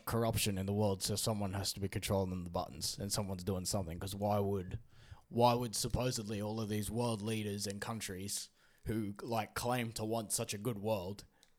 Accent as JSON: {"language": "English", "country": "Australia", "accent": "Aussie"}